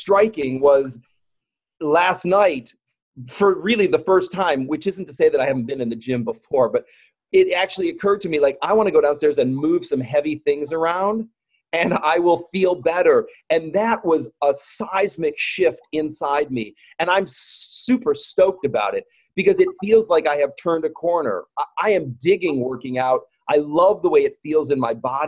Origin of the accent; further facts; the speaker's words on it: United States; as a gay man growing up in America